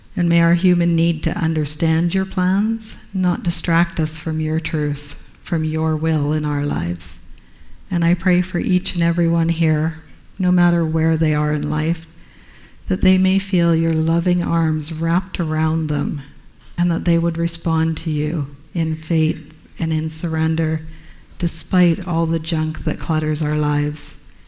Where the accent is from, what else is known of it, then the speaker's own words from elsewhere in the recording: Canada; being a Canadian covenant missionary.